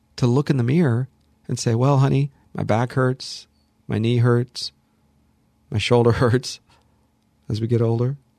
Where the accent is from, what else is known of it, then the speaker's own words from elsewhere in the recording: Los Angeles, California, United States; also born or lived in Hollywood; I'm born and raised here, born in Hollywood, raised in the San Fernando Valley, lived here my